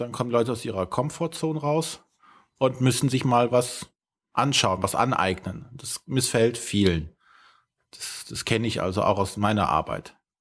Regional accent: Germany; wir in Deutschland

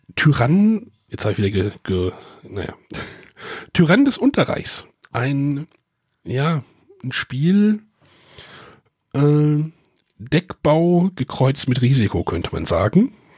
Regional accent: Germany

